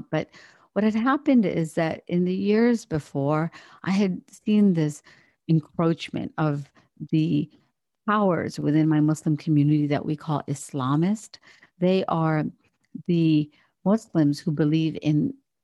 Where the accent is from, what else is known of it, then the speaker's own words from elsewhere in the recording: Morgantown, West Virginia, United States; also born or lived in India; I grew up in West Virginia